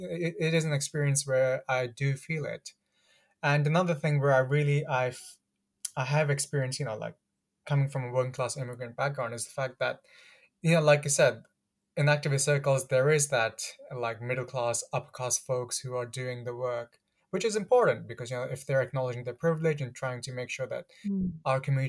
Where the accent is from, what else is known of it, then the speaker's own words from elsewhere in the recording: Ilford, London, United Kingdom; also born or lived in Pakistan; I grew up in Ilford